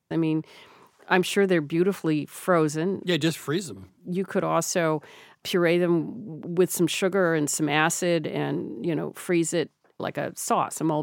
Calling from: Cambridge, Massachusetts, United States; I'm calling from Cambridge, Massachusetts.

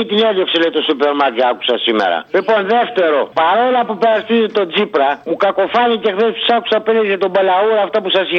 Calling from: Thessaloniki, Central Macedonia, Greece; είμαι από Θεσσαλονίκη.

